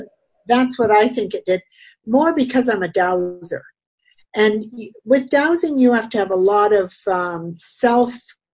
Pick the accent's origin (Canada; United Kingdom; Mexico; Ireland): Canada; Brantford, Ontario; my hometown, Brantford